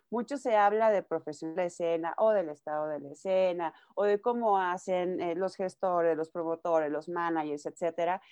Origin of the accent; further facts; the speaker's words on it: Nayarit, Mexico; moved away as an adult; now in Mexico City, Mexico; yo soy de Nayarit, empezando aquí. Eh, yo llevo viviendo en la Ciudad de México ya siete años